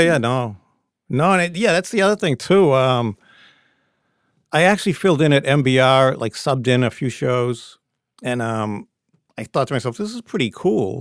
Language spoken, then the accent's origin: English; Peabody, Massachusetts, United States; now in Medford, United States; I grew up in Peabody.